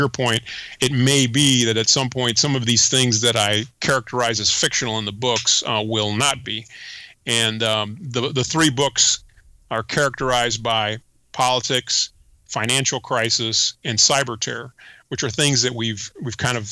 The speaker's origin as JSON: {"language": "English", "country": "United States", "tie": "born or raised there", "also_born_or_lived": "Panama", "first_language": "Spanish", "second_language": "English", "said": "Came to the United States many, many years ago and pretty much grew up in the United States."}